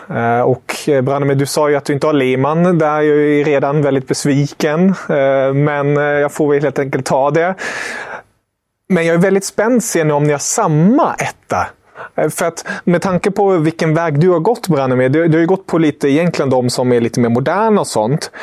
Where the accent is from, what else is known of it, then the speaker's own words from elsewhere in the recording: Germany; moved away; som tysk